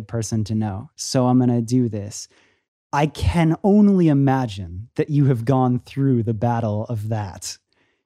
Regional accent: Florida, United States; now in Los Angeles, United States; I'm originally from Florida

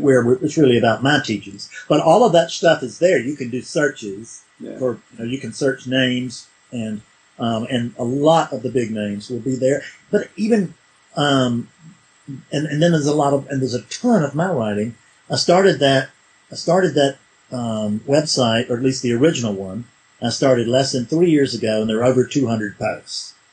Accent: South Carolina, United States; I'm a hick from South Carolina

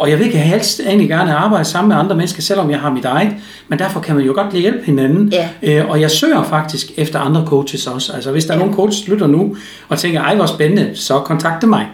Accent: Germany; Danish is a second language; now in Denmark; som tysker

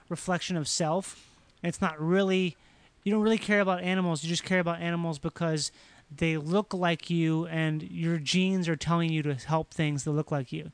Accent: Rochester, Minnesota, United States; moved away; I grew up in Rochester, Minnesota

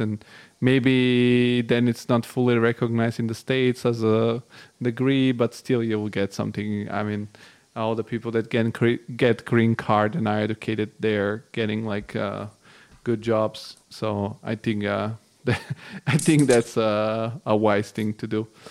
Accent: Bulgaria; I'm originally from Bulgaria, which is an Eastern European country, and I was born in the '90s

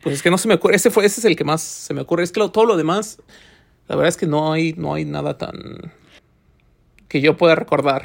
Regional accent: Mexico; now in Finland; como mexicano

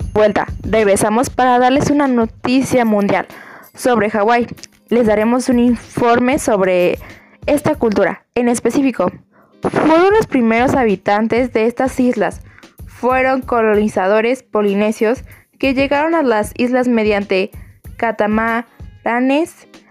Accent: Mexico

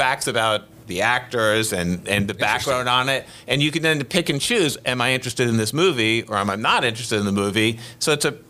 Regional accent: New York City, New York, United States; I grew up in Manhattan.

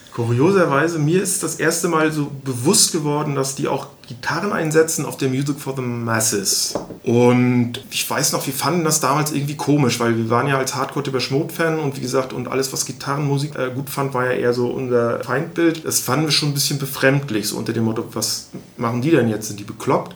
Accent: Stralsund, Mecklenburg-Vorpommern, Germany; bei uns in Stralsund

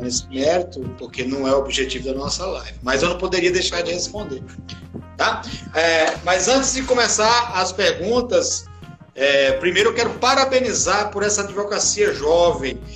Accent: Caicó, Rio Grande do Norte, Brazil; sou do Rio Grande do Norte

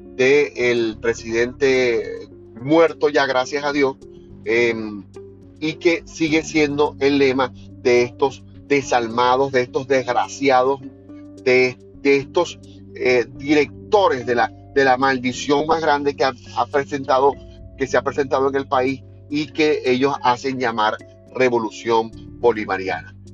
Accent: Venezuela

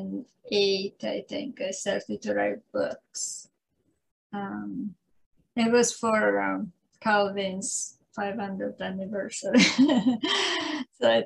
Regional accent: Italy; English is a second language; moved away as an adult; now in San Diego, United States; I was born in Italy. I lived there for, I left Italy in, I think it was 1976

